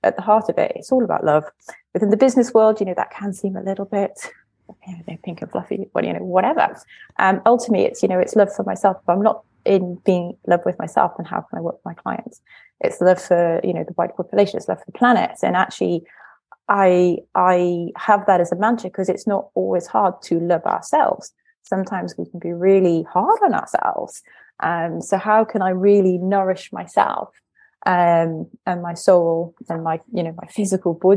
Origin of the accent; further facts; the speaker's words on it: North East England, United Kingdom; I was brought up in the northeast of England in the 90s